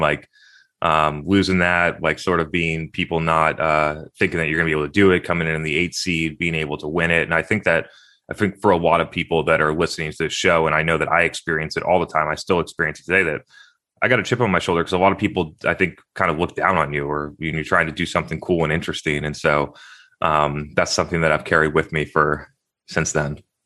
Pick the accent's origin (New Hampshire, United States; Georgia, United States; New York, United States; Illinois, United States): New Hampshire, United States; Brookline; also born or lived in Concord, Massachusetts; I was born in Concord, Massachusetts, but I grew up in, in New Hampshire.